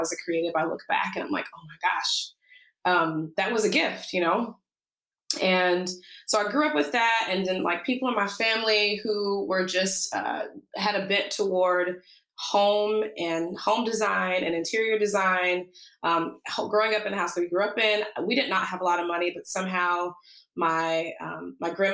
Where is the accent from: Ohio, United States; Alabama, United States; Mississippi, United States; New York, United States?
Alabama, United States; now in Seattle, United States; I was born and raised in the South, in Alabama